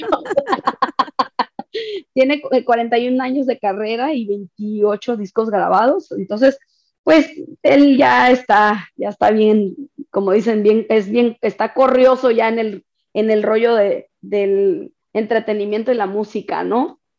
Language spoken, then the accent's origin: Spanish; Sonora, Mexico; soy de Sonora